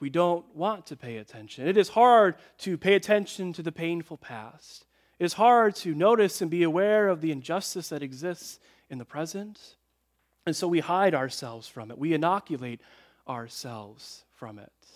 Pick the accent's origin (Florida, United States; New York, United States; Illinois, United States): Illinois, United States; Chicago; I grew up in Chicagoland